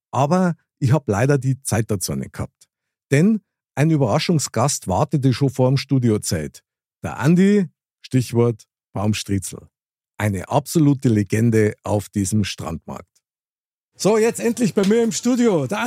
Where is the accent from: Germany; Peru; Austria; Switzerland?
Germany; Munich, Bavaria; Ich bin nämlich auch ein Münchner Kindl